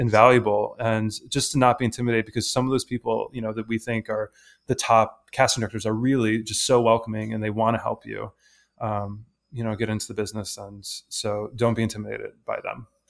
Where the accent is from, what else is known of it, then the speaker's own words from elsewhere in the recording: Detroit, Michigan, United States; I'm, I'm from, you know, suburban Detroit